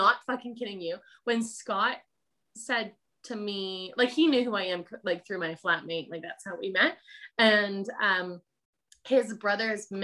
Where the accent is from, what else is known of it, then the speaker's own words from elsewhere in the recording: Canada; accent: Canadian; now in Hawke's Bay, New Zealand; I obviously haven't lost my Canadian accent